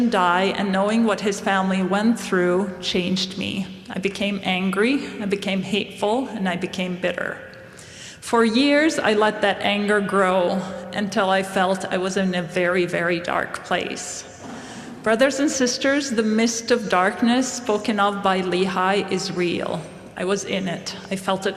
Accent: Beit Sahour, Bethlehem Governorate, Palestine; also born or lived in Jerusalem; now in Idaho, United States; I was born and raised in Palestine. My hometown is called Beit Sahur

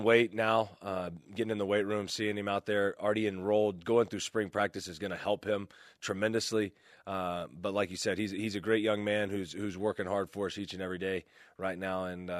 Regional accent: Alabama, United States; I'm from Alabama, ready. There's other parts of the country. You know, we have geography there.

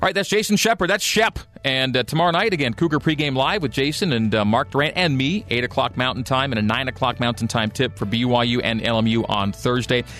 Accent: Canada; now in Utah, United States; a born and raised native Canadian

